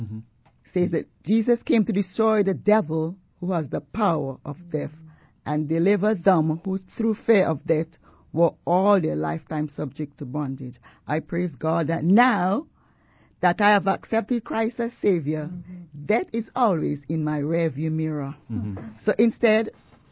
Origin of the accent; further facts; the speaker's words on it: St. Vincent & Grenadines; I remember as a little girl growing up in the Isle of St. Vincent, where I was born